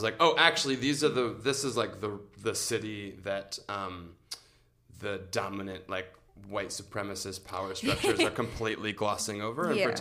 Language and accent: English; suburb of Detroit, Michigan, United States; moved away as an adult; now in Chicago, United States; I'm from a suburb of Detroit